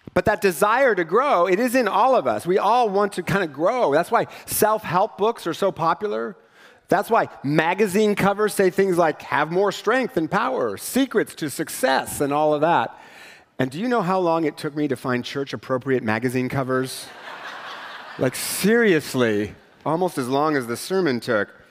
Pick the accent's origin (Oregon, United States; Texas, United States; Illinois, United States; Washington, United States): Washington, United States; Richland; I grew up in Richland